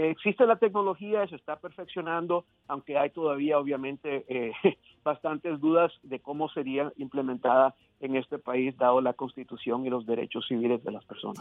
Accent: Miami, Florida, United States; moved away; yo crecí en Miami

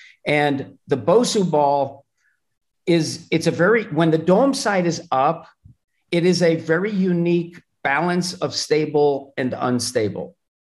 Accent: Madison, New Jersey, United States; Madison, New Jersey.

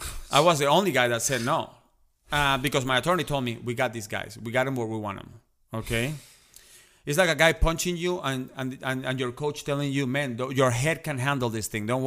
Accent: New York, United States; and I'm a New Yorker. I'm riding my subway.

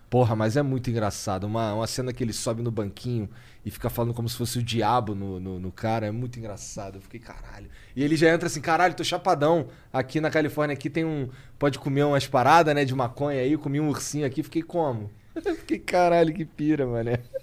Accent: Rio de Janeiro, Brazil; eu sou carioca

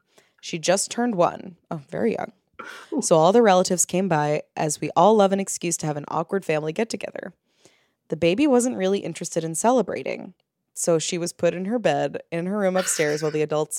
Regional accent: Ireland; moved away as an adult; now in London, United Kingdom; I'm emailing from London after moving over from Ireland.

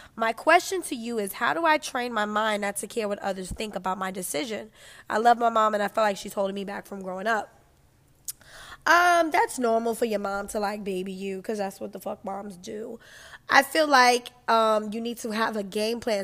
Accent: New York, United States; I'm from New York

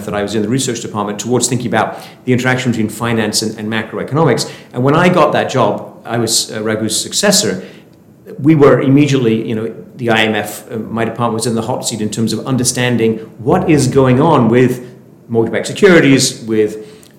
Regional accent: Sheffield, Yorkshire and the Humber, United Kingdom; moved away; I'm from Sheffield in the north of England

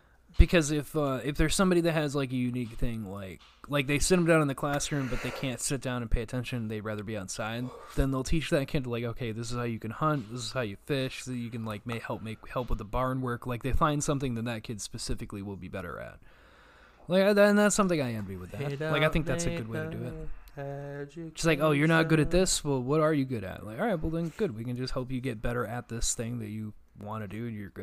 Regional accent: New York, United States; accent: Pennsylvania Dutch; I didn't come from Pennsylvania. I grew up in New York

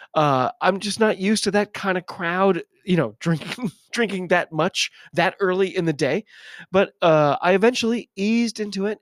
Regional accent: United States; I'm an American

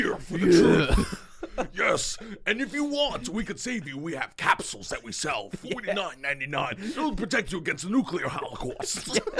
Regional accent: Staten Island, New York, United States; I'm from Staten Island and fuck Long Island.

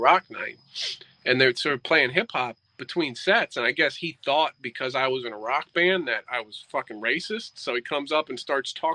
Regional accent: Fairfax County, Virginia, United States; now in Florida, United States; we're from Fairfax County, Virginia, which is, you know, you got D.C., then you got Arlington, then Fairfax. We're from Fairfax. So the only time I ever actually went into D.C. when I was a kid

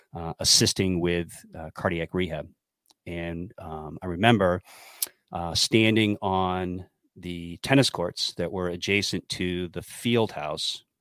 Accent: New Hampshire, United States; moved away as an adult; I was from New Hampshire

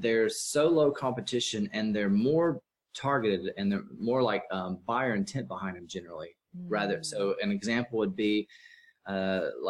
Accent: Mississippi, United States; moved away as an adult; now in Austin, United States; I live in Austin, Texas. I'm from Mississippi. I moved out here to kind of get away from my parents and where I was raised

